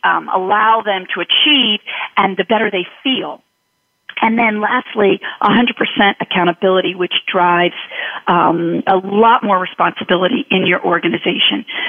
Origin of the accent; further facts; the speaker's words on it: Philadelphia, Pennsylvania, United States; I grew up in Philly